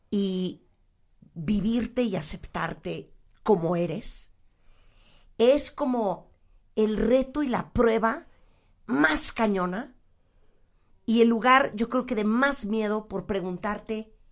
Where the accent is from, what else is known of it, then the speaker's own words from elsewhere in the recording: Mexico; hola qué tal … soy mexicana